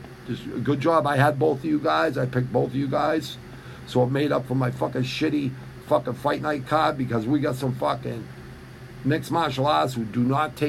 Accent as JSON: {"language": "English", "town": "McKeesport", "region": "Pennsylvania", "country": "United States", "tie": "born there", "said": "Nope, born in Western PA, too. Yeah, I was born in McKeesport, Pittsburgh."}